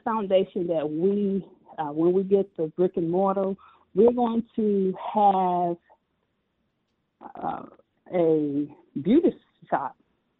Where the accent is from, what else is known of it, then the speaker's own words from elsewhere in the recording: Chicago, Illinois, United States; So I grew up on the south side of Chicago, and it was a wonderful experience.